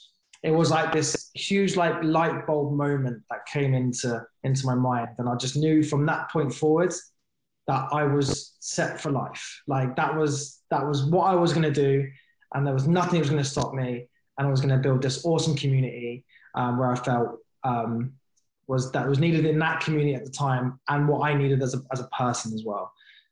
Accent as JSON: {"language": "English", "country": "United Kingdom", "said": "I'm a veteran. I'm a British Army veteran."}